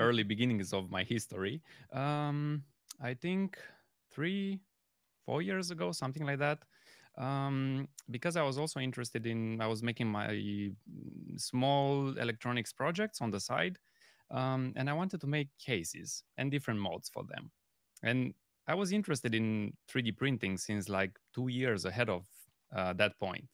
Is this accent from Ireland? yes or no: no; Romania; moved away as an adult; now in Germany; I'm coming originally from Romania, but I'm living in Germany since the past six years